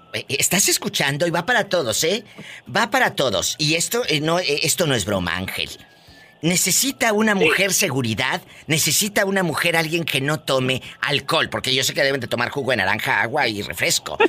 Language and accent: Spanish; Matamoros, Tamaulipas, Mexico; mi tierra, en Matamoros, Tamaulipas